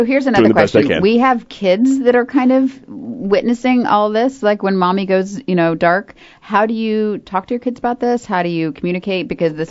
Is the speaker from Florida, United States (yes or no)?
yes; Florida, United States; now in North Carolina, United States; I grew up in Florida, and this whole, like, winter thing is a huge bummer.